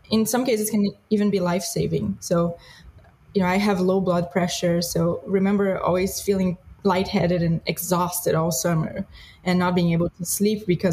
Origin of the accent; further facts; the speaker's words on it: Brazil; moved away; I grew up in Brazil